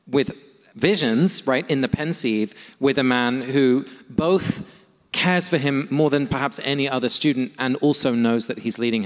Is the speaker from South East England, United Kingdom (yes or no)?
no; London, United Kingdom; moved away; my hometown of London